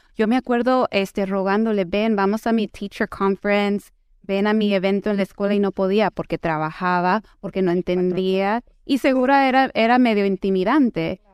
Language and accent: Spanish; Houston, Texas, United States; moved away as an adult; also born or lived in Mexico / New York / Miami; yo nací y crecí en Houston, pero de niña pasé mucho tiempo en México porque mi familia es de México